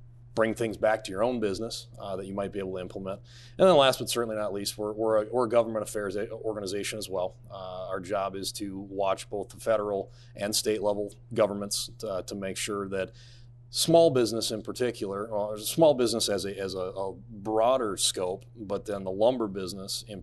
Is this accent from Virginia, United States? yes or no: no; Minneapolis, Minnesota, United States; Born and raised in Minneapolis, Minnesota